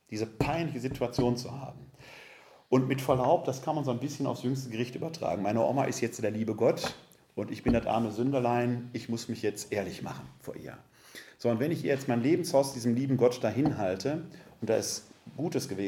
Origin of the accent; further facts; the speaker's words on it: Essen, North Rhine-Westphalia, Germany; Ich bin ja ein Kind des Ruhrgebietes. Ich komme aus der Stadt Essen, aus Altendorf.